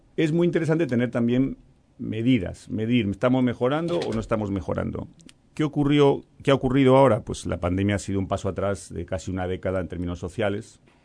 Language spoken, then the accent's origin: Spanish; Galicia, Spain; now in Uruguay; yo vengo de Galicia, soy gallego